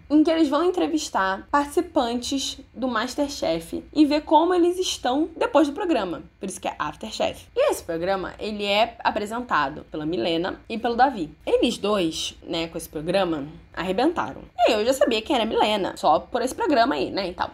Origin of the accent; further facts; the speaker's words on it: Rio de Janeiro, Brazil; eu sou do Rio